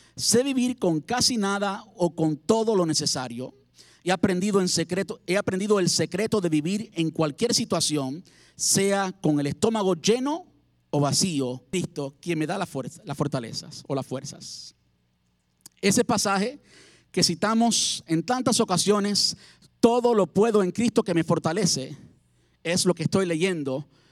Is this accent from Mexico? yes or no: no; Cuba; moved away as an adult; also born or lived in Havana, Cuba; en mi país. Y mi papá y mi mamá me traían del campo cosas, alimentos del campo para comer. Yo vivía en la capital, en La Habana